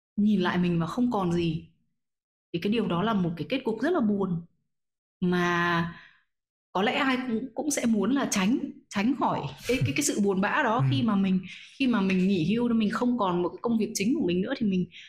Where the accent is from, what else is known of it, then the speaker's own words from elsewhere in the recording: Vietnam; mình là một người Việt Nam